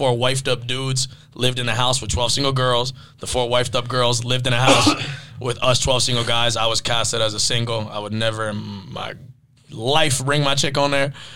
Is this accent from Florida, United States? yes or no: yes; Miami, Florida, United States; I grew up in Miami, a lot of Hispanic friends in the culture